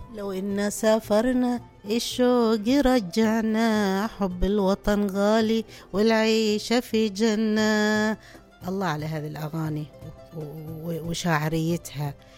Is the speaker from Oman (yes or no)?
yes; Oman; كلنا من نخرج من عمان لأي كان علم سياحة اقتصاد أي شيء نحس بالغربة لين نرجع مرة ثانية إلى عمان